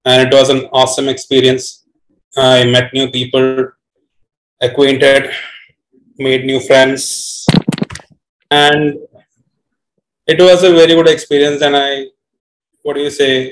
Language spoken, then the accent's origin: English; Kochi, Kerala, India; I'm basically from Kochi